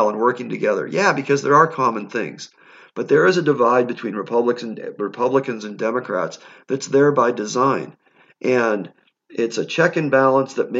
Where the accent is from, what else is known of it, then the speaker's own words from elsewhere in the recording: United States; we as Americans